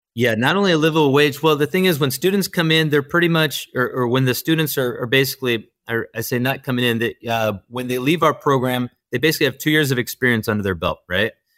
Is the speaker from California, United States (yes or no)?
yes; Yorba Linda, California, United States; I'm from Orange County, I'm from Yorba-Linda, California